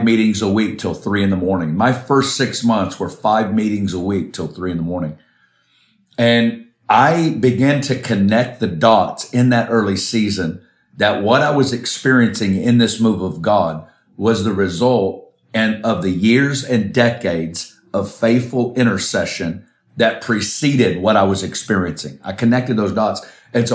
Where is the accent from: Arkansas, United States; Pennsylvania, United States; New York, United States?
Arkansas, United States; moved away; I'm originally from Arkansas in the States